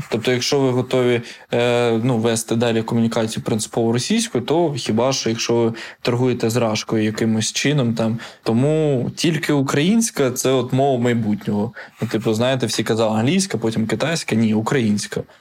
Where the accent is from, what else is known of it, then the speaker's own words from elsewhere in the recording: Ukraine; Ні, я з України. Це там, де Європа. Це там, де Дніпро.